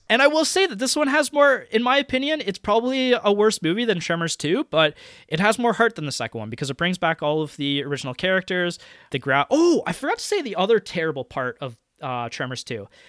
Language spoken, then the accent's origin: English; Canada; as a Canadian